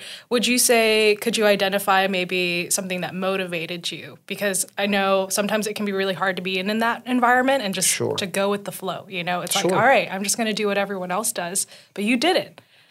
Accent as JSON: {"language": "English", "region": "Oklahoma", "country": "United States", "tie": "born or raised there", "said": "growing up in Oklahoma"}